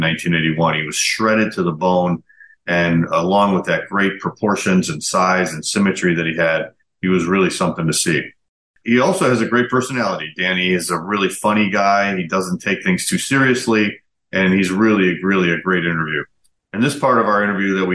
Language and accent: English; Chicago, Illinois, United States; I grew up in Chicago